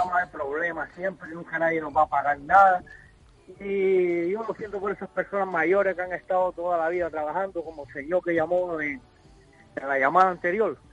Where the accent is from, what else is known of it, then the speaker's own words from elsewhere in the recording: Cuba; moved away as an adult; also born or lived in Spain; now in Las Palmas, Spain; soy cubano y llevo aquí unos años viviendo en España.